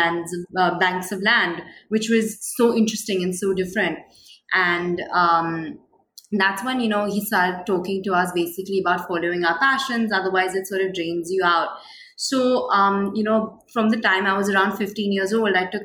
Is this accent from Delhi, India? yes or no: no; Mumbai, Maharashtra, India; I was born and raised in Mumbai.